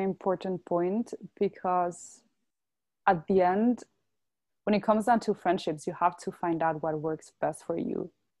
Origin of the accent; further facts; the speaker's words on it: Brussels, Brussels-Capital Region, Belgium; I grew up in Brussels and that's where I spent basically all my life till I moved to university.